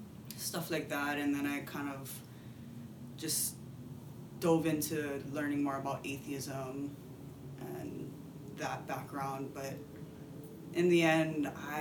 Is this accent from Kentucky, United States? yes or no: no; Hawaii, United States; I am a Japanese-American fourth-generation girl that's born and raised in Hawaii.